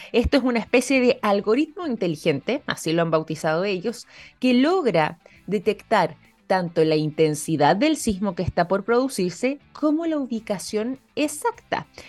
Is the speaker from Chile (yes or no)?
yes; Chile; nosotros como chilenos